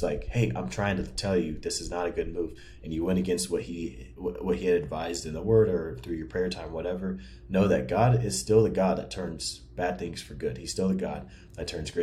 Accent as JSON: {"language": "English", "town": "Seattle", "region": "Washington", "country": "United States", "tie": "born or raised there", "also_born_or_lived": "Wichita, Kansas / Kansas City / Lawrence area", "moved": "yes", "said": "I grew up in Seattle, lived there for a long time, moved to Wichita, lived there for a long time, went to high school, college in Wichita."}